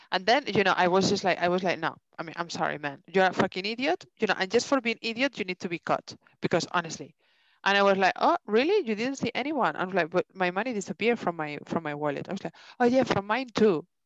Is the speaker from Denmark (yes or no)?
yes; Denmark; English is a second language; Yeah, but I come from Denmark and these things doesn't, you know